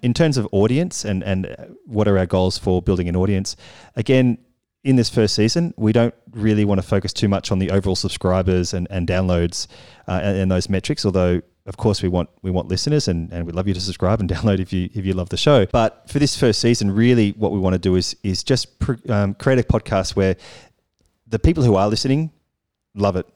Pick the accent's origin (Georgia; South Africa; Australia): Australia; moved away as an adult; now in Paris, France; we're both from Australia. We've come to Paris.